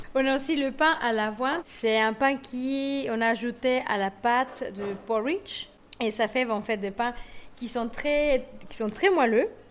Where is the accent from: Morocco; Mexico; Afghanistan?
Mexico; French is a second language; moved away as an adult; now in France; je suis mexicaine et bah, j'ai grandi une grosse partie de ma vie au Mexique